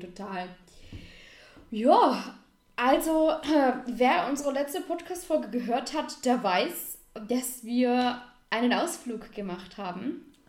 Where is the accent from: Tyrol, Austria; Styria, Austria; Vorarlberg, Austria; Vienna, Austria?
Vorarlberg, Austria; als geborene Vorarlbergerin